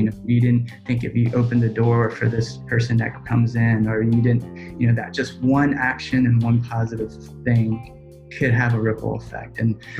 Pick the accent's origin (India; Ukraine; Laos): Laos; Oh, man, it's like, I'm a refugee from Laos.